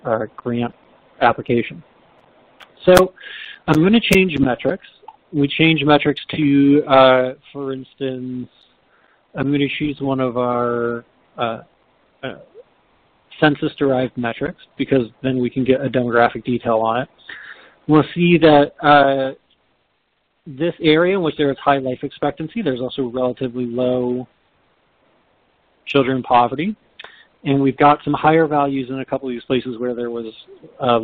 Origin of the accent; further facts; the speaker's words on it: Northern California, United States; I'm from Northern California